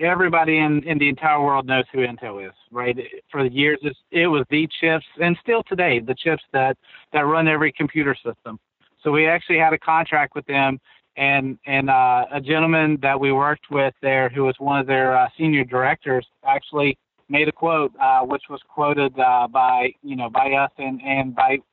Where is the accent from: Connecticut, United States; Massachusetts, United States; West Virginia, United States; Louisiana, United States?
West Virginia, United States; we're from West Virginia